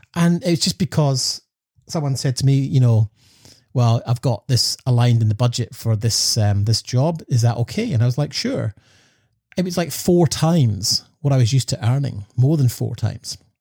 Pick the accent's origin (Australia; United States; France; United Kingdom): United Kingdom; Scotland; growing up in Scotland